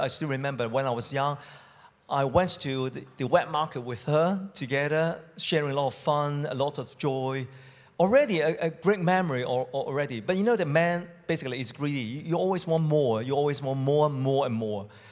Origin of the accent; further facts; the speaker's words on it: Hong Kong; moved away as an adult; now in United Kingdom; from Hong Kong